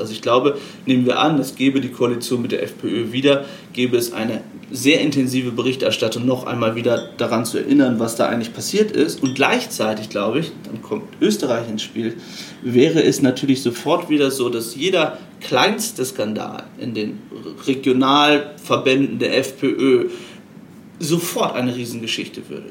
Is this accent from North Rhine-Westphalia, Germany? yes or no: no; Aurich, Lower Saxony, Germany; moved away as an adult; Ich bin geboren in Ostfriesland, in Aurich, einem kleinen Ort in Norddeutschland, und habe dort für die Emder Zeitung gearbeitet